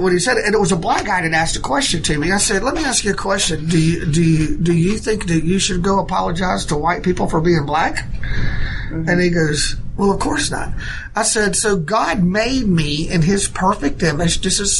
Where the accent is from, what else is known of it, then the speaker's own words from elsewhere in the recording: United States; I said, first of all, I'm an American.